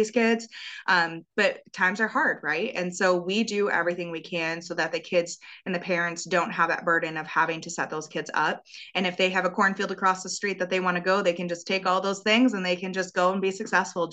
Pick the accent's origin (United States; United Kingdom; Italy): United States; Wisconsin; growing up in Wisconsin